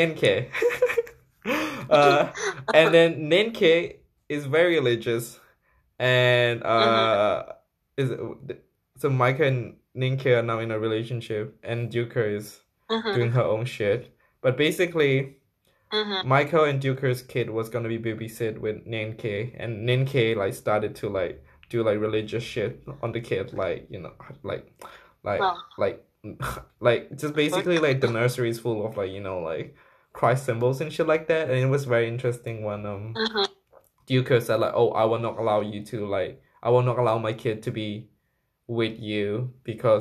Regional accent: Myanmar; moved away; also born or lived in Thailand; when I grew up in Myanmar, like before, just before I moved to Thailand

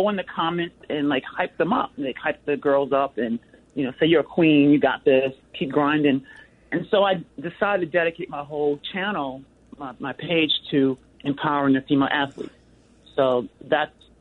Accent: Delaware, United States; now in Seattle, United States; I'm from the East Coast. I'm from Delaware

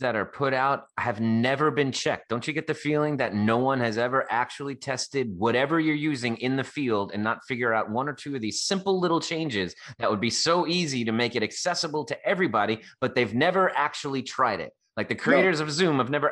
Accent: New York City, New York, United States; now in Los Angeles, United States; I'm from the Bronx and raised in New York

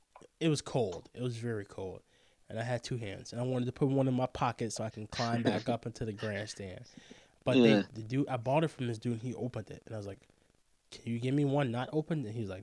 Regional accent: Chicago, Illinois, United States; moved away as an adult; also born or lived in South Dakota; I'm from Chicago and didn't really watch sports before I came to South Dakota for college.

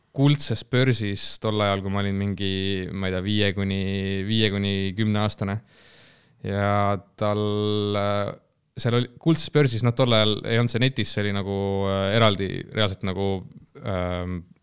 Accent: Elva, Tartu County, Estonia; Elva jah. jah, ma äh, Elvast olen pärit

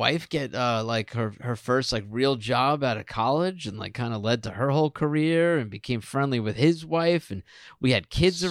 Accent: United States; moved away; I loved growing up in that town.

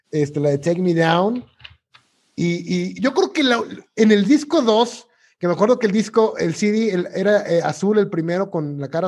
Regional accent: Tuxpan, Veracruz, Mexico; moved away; en mi natal Tuxpan, Veracruz

